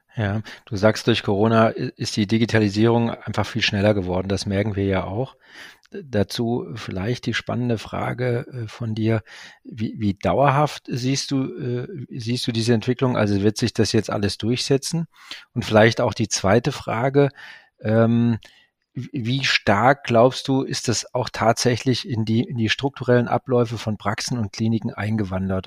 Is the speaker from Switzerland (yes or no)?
no; Ruhr metropolitan area, North Rhine-Westphalia, Germany; meine Heimat